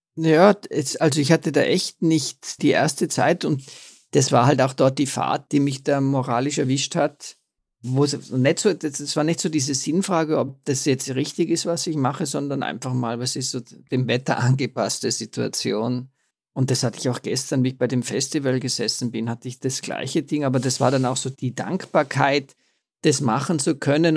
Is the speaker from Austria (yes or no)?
yes; Austria; bei uns in Österreich